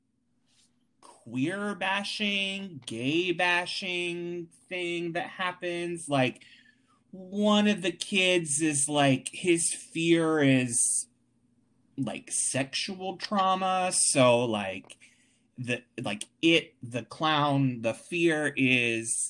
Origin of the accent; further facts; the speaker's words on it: Wilmington, North Carolina, United States; now in Richmond, United States; my hometown of Wilmington, North Carolina, which is where I'm originally from